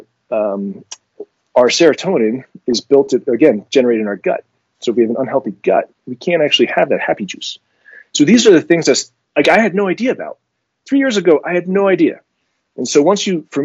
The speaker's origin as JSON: {"language": "English", "country": "France", "tie": "born or raised there", "moved": "yes", "said": "I was born in France"}